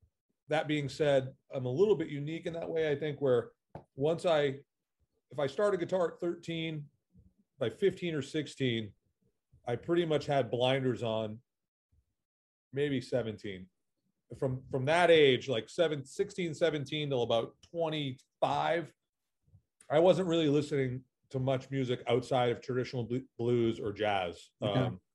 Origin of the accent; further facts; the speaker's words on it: Massachusetts, United States; moved away as an adult; also born or lived in Berkeley / Los Angeles; Well, I grew up just north of Boston. So I'm from New England, but I've moved around a lot.